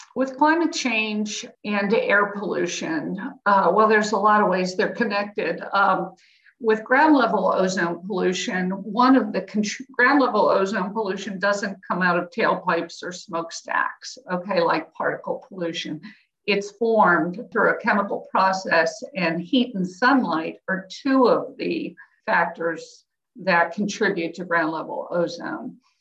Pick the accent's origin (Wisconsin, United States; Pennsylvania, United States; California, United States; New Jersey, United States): Pennsylvania, United States; Pittsburgh; I grew up in Pittsburgh in the 60s and 70s